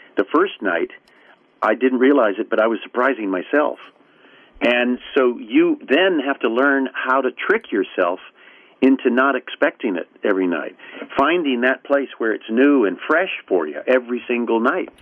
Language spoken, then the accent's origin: English; Newport Beach, California, United States; also born or lived in Bethesda, Maryland; I was probably eight months old when we came back home, where they they decided home was, which was the Newport Beach, Corona Laguna area.